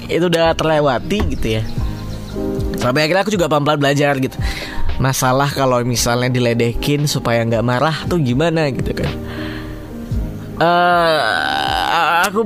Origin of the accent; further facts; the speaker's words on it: Pontianak, West Kalimantan, Indonesia; kita lomba uh, lomba di antar pelajar di kotaku lah waktu itu di Pontianak